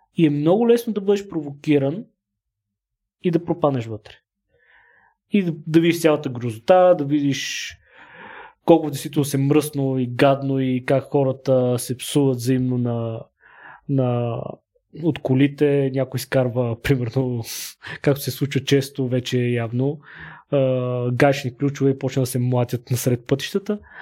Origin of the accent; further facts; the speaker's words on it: Bulgaria; now in Sofia, Bulgaria; съм от село, не съм от София